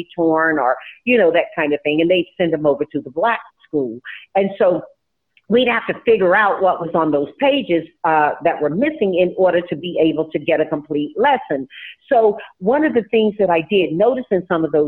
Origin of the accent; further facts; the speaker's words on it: Tarboro, North Carolina, United States; now in California, United States; when I grew up in Tarboro, North Carolina, we didn't have a library on my side of town.